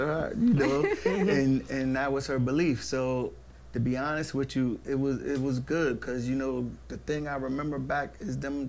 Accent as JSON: {"language": "English", "town": "New Brunswick", "region": "New Jersey", "country": "United States", "tie": "born or raised there", "also_born_or_lived": "Plainfield, New Jersey / Franklin, New Jersey", "said": "I was born in Brunswick, raised in Plainfield and New Brunswick."}